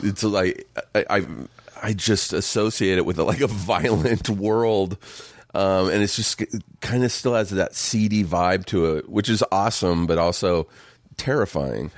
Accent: Riverside, California, United States; Riverside, just an hour east

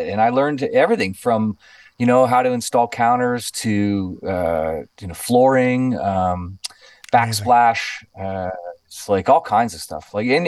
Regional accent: Niagara Falls, Ontario, Canada; You know, I grew up in Niagara Falls.

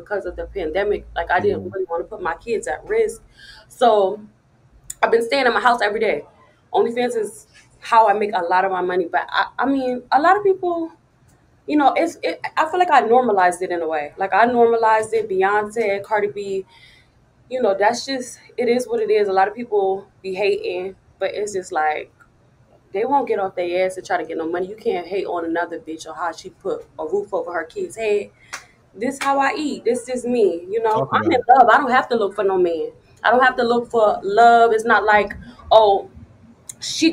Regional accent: Wilmington, Delaware, United States; moved away; I come from Delaware, Wilmington, Delaware. I don't want my children to live there. It's really wild. Like, all my friends are drug addicts. Like, literally, everybody that I grew up

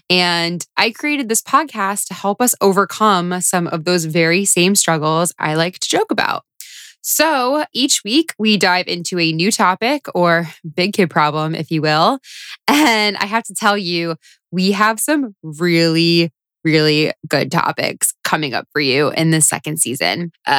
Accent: Florida, United States; moved away as an adult; now in New York, United States; I know when I first moved to New York when I was 22. I was coming from Florida.

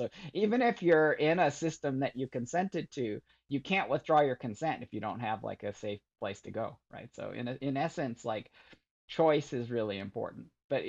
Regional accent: Michigan, United States; growing up in Michigan and, you know, I really kind of retreated to my computer

